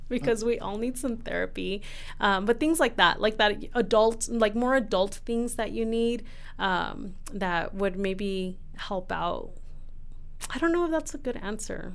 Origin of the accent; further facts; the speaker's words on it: Ciudad Juárez, Chihuahua, Mexico; now in El Paso, United States; I loved growing up in Juarez